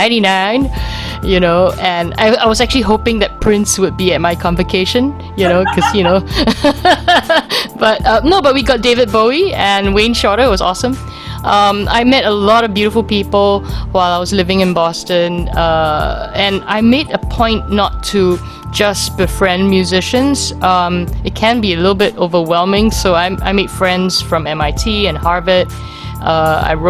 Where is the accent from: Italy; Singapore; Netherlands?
Singapore; I'm Singaporean.